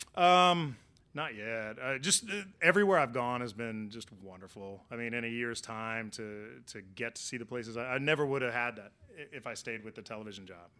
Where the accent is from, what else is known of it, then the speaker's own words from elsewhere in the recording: Oklahoma, United States; also born or lived in Florida; now in Miami, United States; I'm from Oklahoma, born and raised, heart of Tornado Alley, and then moved to Florida